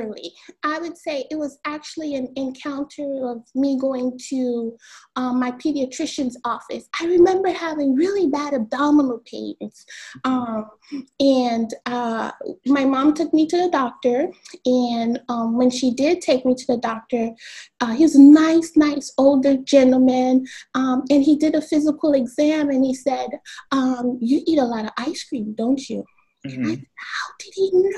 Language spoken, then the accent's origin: English; Miami, Florida, United States; I was born and raised in the county of Dade, 305. So I was born in Miami-Dade.